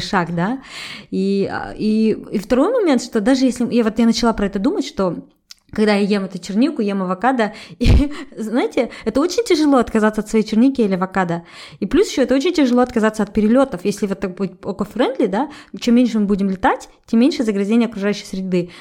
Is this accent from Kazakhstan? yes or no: yes; Kazakhstan